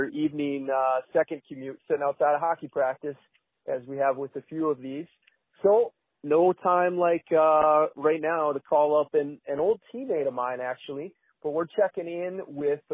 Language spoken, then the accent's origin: English; Rochester, Minnesota, United States; growing up in Rochester